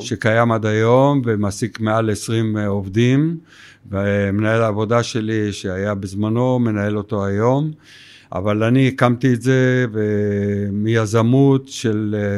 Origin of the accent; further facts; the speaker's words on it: Tel Aviv, Tel Aviv District, Israel; גדלתי בתל אביב, ותל אביב זה המקור